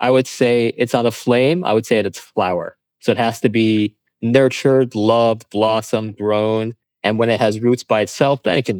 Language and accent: English; East Coast of the US, United States; moved away as an adult; also born or lived in California / Doha, Qatar / San Francisco; now in Italy; my brother and I grew up American, essentially. And so I was born and raised in the East Coast of the U.S., and coming from immigrant parents